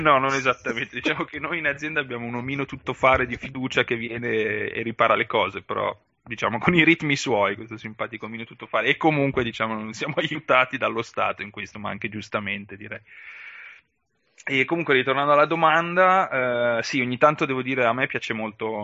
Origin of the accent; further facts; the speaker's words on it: Valtellina, Lombardy, Italy; also born or lived in Milan; now in Monopoli, Italy; nel mio paesino valtellinese